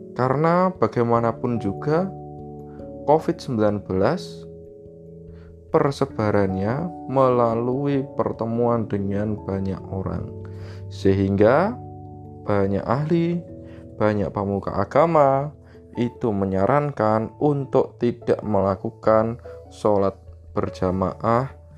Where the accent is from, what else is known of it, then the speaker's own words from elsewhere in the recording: Java, Indonesia; Kita orang Jawa